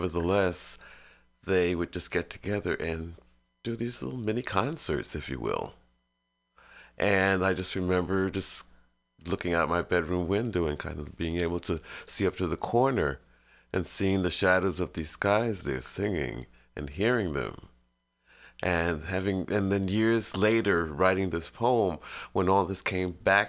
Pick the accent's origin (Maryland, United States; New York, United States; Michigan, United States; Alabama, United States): New York, United States; New York City; I grew up in Brooklyn, late 50s, 60s